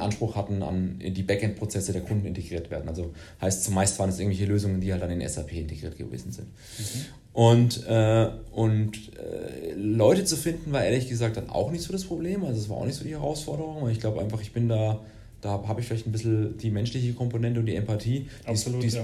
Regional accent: Würzburg, Bavaria, Germany; Ich bin äh, Würzburger, gebürtiger Würzburger ähm, und ähm, ja, habe Wirtschaftsinformatik hier in Würzburg studiert

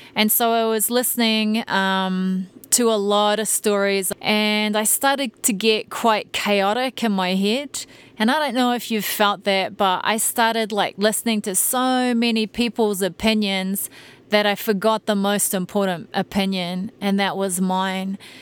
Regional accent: New Zealand; moved away as an adult; now in United States; I'm a Kiwi

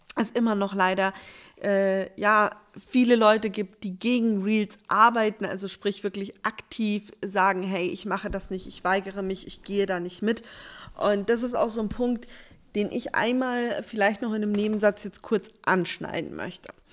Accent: Bavaria, Germany; Bei uns in Bayern gab es ähm, Puffnet, PBU, also Partys bei uns

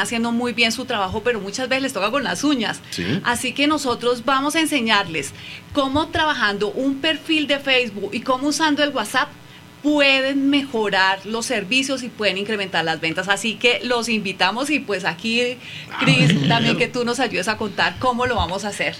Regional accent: Colombia; moved away as an adult; now in Mexico; soy colombiana, radicada acá en México hace tres años y medio

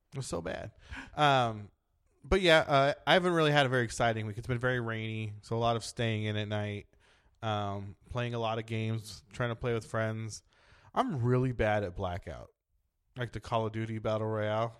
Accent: San Diego, California, United States; I'm from San Diego, but yeah, Southern California.

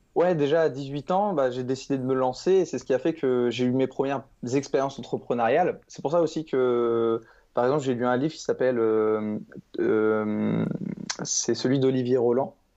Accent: Caen, Normandy, France; je suis de Caen en Normandie

